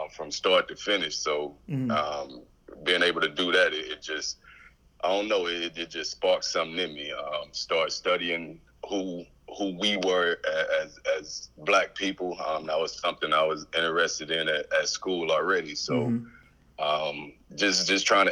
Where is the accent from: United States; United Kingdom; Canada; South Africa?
United States; East Texas; also born or lived in San Antonio, Texas; having to live with my granny. We moved to East Texas. I was born in San Antonio, Texas